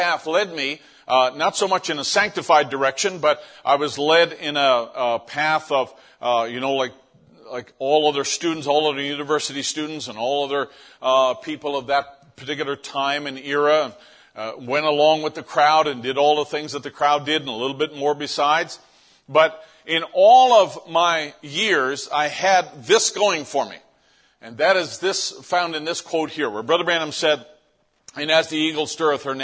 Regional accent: St. John's, Newfoundland and Labrador, Canada; moved away; this is the town where I grew up in St. John's, Newfoundland, and this is on the very, very east coast of North America

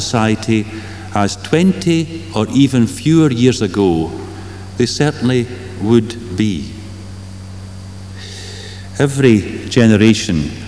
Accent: Kilmarnock, Scotland, United Kingdom; moved away; my hometown of Kilmarnock

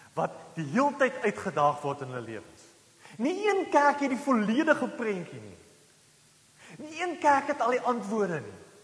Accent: South Africa; ons het mos groot geword in Suid-Afrika

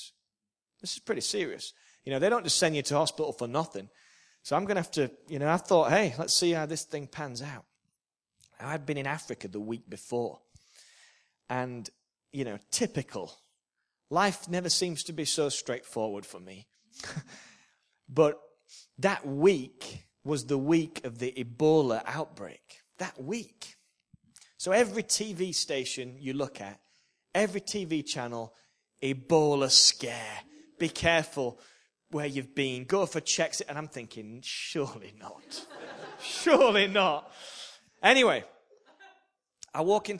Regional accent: Yorkshire and the Humber, United Kingdom; I'm a Yorkshireman

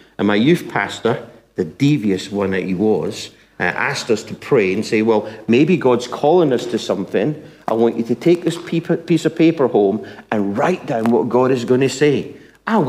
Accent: Scotland, United Kingdom; now in England; I'm Scottish

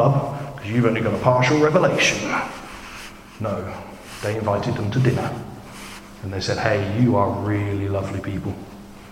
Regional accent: United Kingdom; I'm British

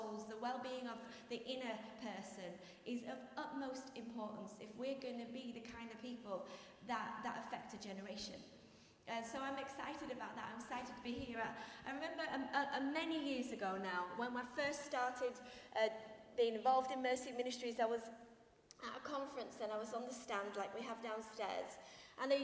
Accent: Yorkshire and the Humber, United Kingdom; I'm from Yorkshire, we have lots of trees.

